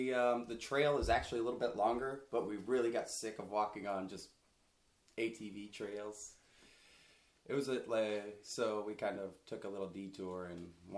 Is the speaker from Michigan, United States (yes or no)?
no; Alaska, United States; I'm 28. I'm from Alaska, and I love being in Maine